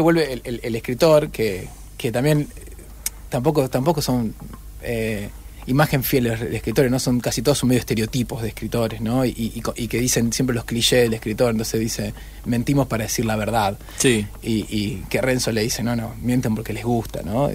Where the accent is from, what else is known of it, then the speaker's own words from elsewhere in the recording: Rosario, Santa Fe, Argentina; also born or lived in Noetinger; Yo nací en Noetinger, pero los 15 días estaba en Rosario